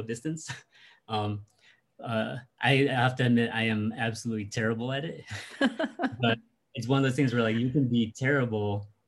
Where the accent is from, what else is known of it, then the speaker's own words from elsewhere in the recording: Connecticut, United States; also born or lived in Washington, D.C.; now in San Diego, United States; I grew up in Connecticut